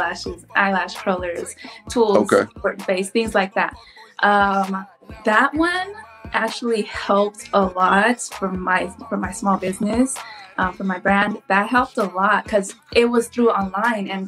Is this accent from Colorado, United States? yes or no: no; California, United States; I'm from California